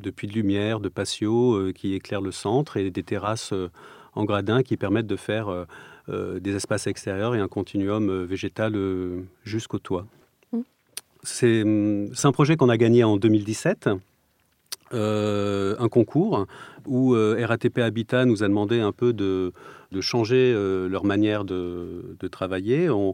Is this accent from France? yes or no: yes; Provence-Alpes-Côte d'Azur, France; born or raised there; moved away; also born or lived in Strasbourg